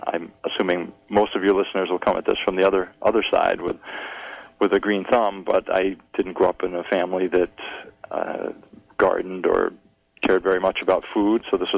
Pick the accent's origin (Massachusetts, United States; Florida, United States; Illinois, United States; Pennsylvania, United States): Massachusetts, United States; also born or lived in West Coast; now in Maine, United States; I was born and raised in Massachusetts, so this was a homecoming to me.